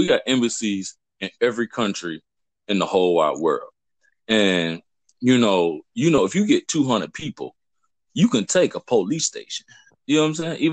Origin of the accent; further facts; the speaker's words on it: Cincinnati, Ohio, United States; moved away as an adult; growing up in Cincinnati was kind of rough